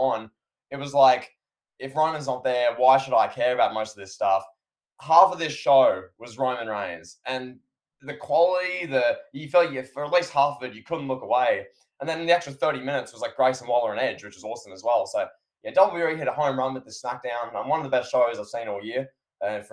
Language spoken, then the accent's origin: English; Australia